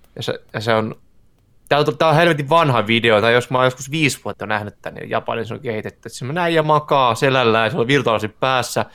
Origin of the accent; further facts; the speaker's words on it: Turku, Southwest Finland, Finland; now in Tampere, Finland; Mäkin asun Tampereen, mut mä olen kyllä ihan turkulainen